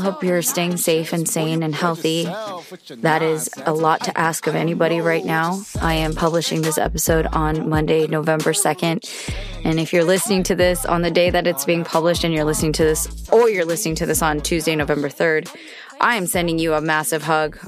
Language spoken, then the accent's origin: English; United States; I've been born and raised in America and I have felt a level of patriotism my whole life